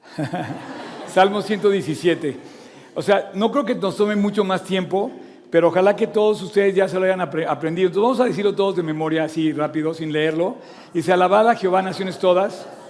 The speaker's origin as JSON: {"language": "Spanish", "country": "Mexico", "said": "soy mexicano y me enorgullece ser mexicano."}